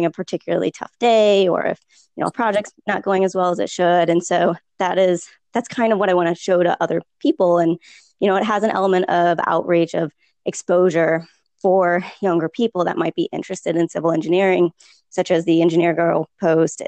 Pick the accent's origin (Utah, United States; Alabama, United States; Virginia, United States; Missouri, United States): Missouri, United States; St. Louis; moved away as an adult; also born or lived in Texas; now in Austin, United States; I am originally from St. Louis, but I did grad school in Texas